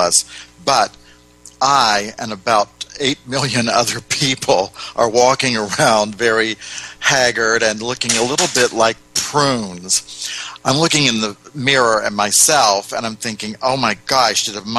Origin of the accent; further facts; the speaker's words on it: United States; being an American